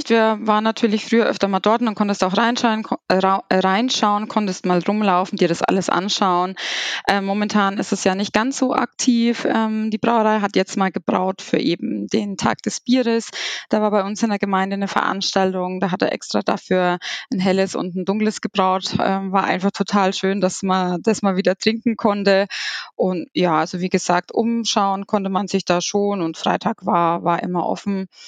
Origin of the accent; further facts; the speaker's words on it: Seinsheim, Bavaria, Germany; Ich komme aus der Kleingemeinde Seinsheim. Das ist in der Nähe von Kitzingen bei Würzburg, liegt in Unterfranken.